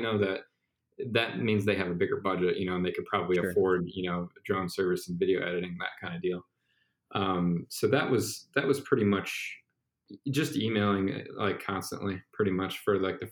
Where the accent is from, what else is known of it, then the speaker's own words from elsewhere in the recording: Cleveland, Ohio, United States; I'm from Cleveland.